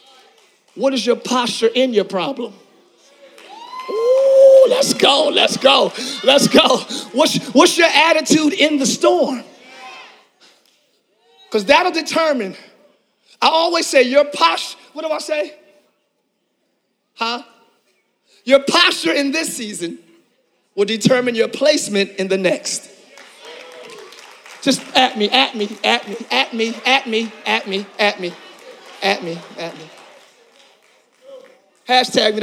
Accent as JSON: {"language": "English", "town": "Philadelphia", "region": "Pennsylvania", "country": "United States", "moved": "yes", "lives_now": "Orlando, United States", "said": "I'm from Philly."}